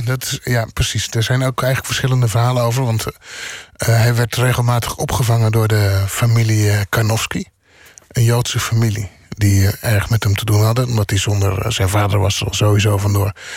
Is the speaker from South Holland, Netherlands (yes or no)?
yes; Bodegraven, South Holland, Netherlands; moved away; also born or lived in The Hague; En ik ben opgegroeid in Bodegraaf. En ik ben daarna vrij snel in Den Haag gaan wonen